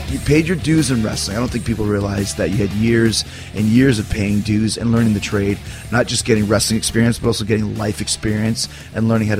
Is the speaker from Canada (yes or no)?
yes; Winnipeg, Manitoba, Canada; growing up in Winnipeg.